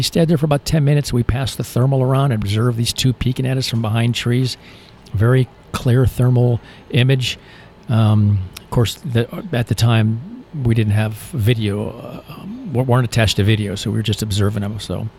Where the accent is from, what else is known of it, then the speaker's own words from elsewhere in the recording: Michigan, United States; also born or lived in Florida; I'm originally from Michigan, but I grew up, my ex-military, my dad's military, my brother, myself, my uncle. So I was stationed at the Hydrofoil Squadron in Key West, so I spent a lot of time in Florida.